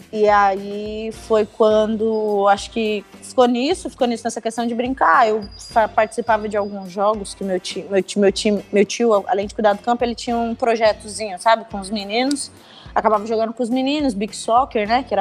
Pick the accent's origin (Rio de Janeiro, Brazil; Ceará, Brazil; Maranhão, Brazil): Maranhão, Brazil; São Luís; now in São Paulo, Brazil; eu sou de São Luís do Maranhão, né?